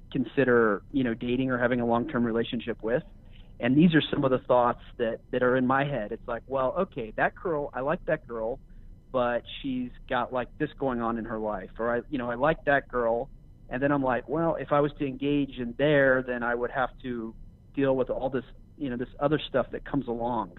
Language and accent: English; Los Angeles, California, United States; I am from Los Angeles, California.